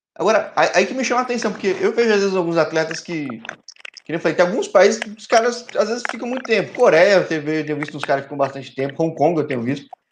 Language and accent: Portuguese; São Paulo, Brazil; Eu sou de São Paulo